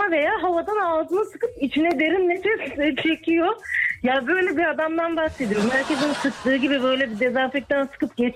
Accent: İzmir, Turkey

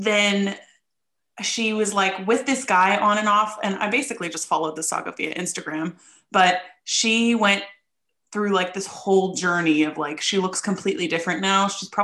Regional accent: Ohio, United States; moved away as an adult; now in United Kingdom; my high school reunion, but it's because it would involve me going back to my home state

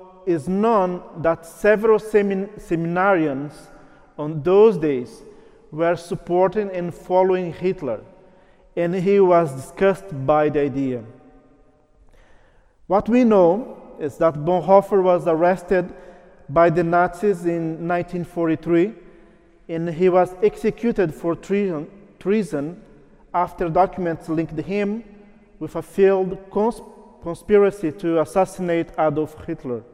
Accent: Brazil; first language Portuguese; English is a second language; moved away; I'm originally from Brazil, so my mother tongue is Portuguese

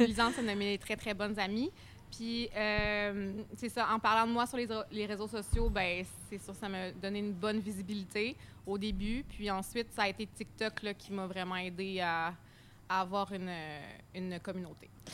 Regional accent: Quebec, Canada; accent: strong accent (implied Québécois)

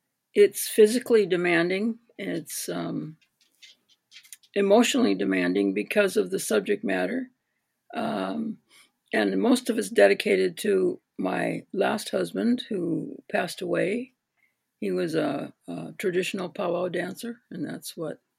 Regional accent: North Dakota, United States; also born or lived in Minnesota; I was born in Minnesota, and as a first grader, I moved to North Dakota, so I'm definitely a northern Midwestern girl

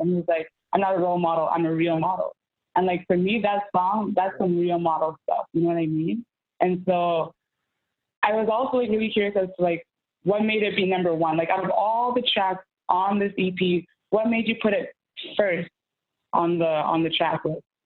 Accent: Winnipeg, Manitoba, Canada; I grew up in Central

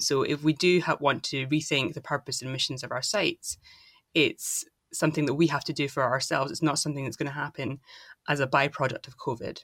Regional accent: Dundee, Scotland, United Kingdom; I'm from Dundee in Scotland

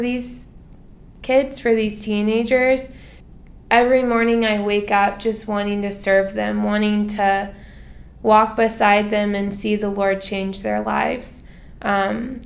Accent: United States; moved away as an adult; now in Philippines; born and raised in America

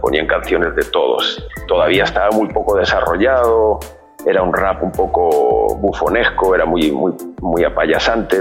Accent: Alcorcón, Community of Madrid, Spain; Yo soy de Madrid, de una zona del sur de Madrid, un barrio del sur de Madrid que se llama Alcorcón

